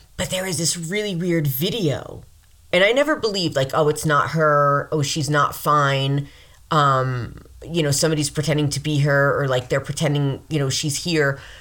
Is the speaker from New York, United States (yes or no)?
yes; New York, United States; I'm from New York, I'm, I'm around the city